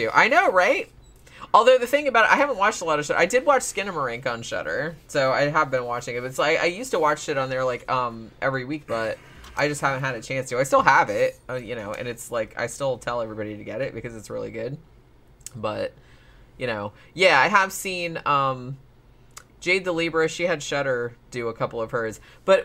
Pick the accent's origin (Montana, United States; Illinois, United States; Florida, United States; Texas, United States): Florida, United States; Daytona Beach; I grew up in Daytona, which is, you know, fucking NASCAR central